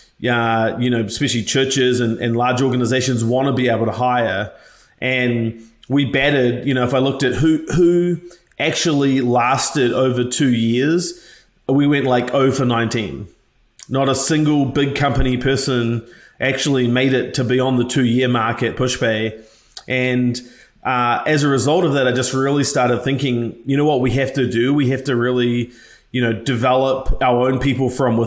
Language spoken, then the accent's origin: English; New Zealand; moved away; I'm actually from a single parent household from New Zealand originally, in case you can't tell from my funny accent